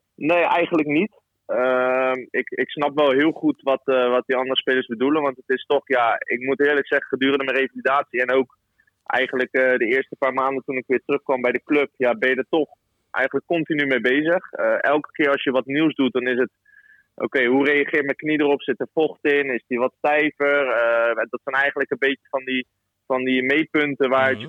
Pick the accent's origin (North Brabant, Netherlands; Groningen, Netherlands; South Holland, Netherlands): South Holland, Netherlands; Rotterdam; moved away as an adult; also born or lived in Ouderkerk aan den IJssel / Leeuwarden; ik kom natuurlijk zelf uit Rotterdam